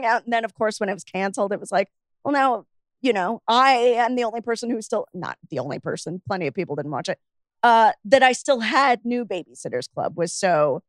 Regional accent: United Kingdom; I'm British, very, very white.

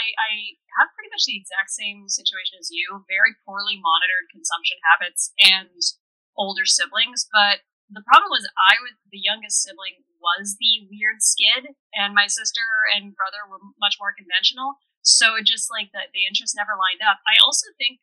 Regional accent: Canada; both of us being Canadian

